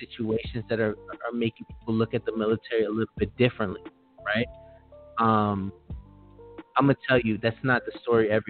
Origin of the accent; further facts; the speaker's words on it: Los Angeles, California, United States; I am from Los Angeles